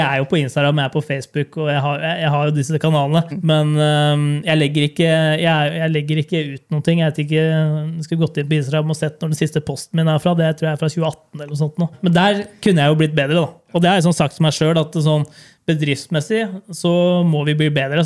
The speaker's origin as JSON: {"language": "Norwegian", "town": "Hønefoss", "region": "Buskerud", "country": "Norway", "said": "vi kom fra Hønefoss."}